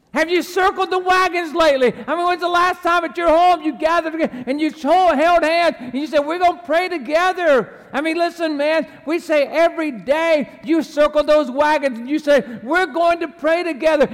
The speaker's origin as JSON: {"language": "English", "region": "the South", "country": "United States", "tie": "born or raised there", "said": "I was raised in the South"}